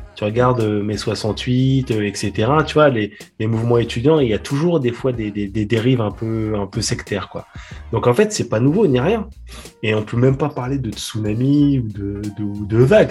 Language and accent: French; France; en tant que français